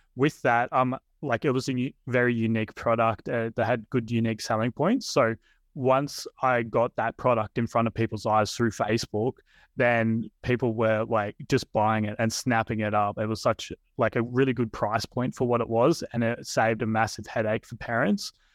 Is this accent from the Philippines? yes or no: no; Australia